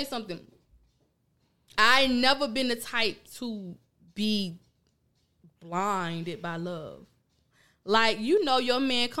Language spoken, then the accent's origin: English; Pahokee, Florida, United States; I'm from Pahokee.